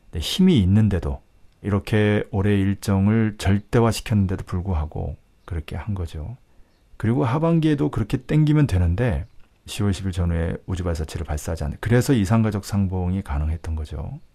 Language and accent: Korean; South Korea; moved away; 남쪽에서 자라서